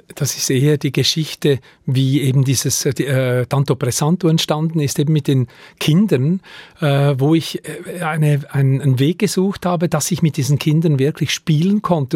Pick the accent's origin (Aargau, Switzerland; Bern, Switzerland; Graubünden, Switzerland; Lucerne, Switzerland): Aargau, Switzerland; Lenzburg; Ich bin in Lenzburg aufgewachsen, zu Lenzburg zur Schule gegangen